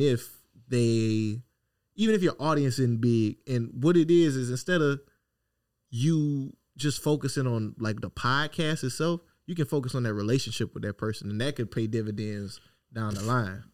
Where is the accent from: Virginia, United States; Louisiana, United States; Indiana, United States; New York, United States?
Louisiana, United States; Opelousas; I'm this dude from Opelousas, Louisiana